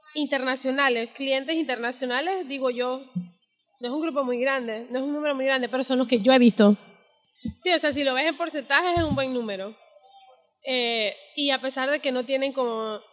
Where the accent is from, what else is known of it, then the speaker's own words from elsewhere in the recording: Panama; Yo como panameña